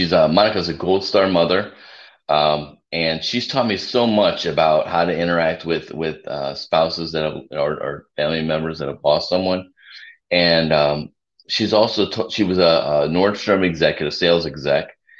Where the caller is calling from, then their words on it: Cabo San Lucas, Baja California Sur, Mexico; I'm a little south of you. If you wave, if you turn south and wave from Texas, you can probably see me. I'm down in Cabo San Lucas.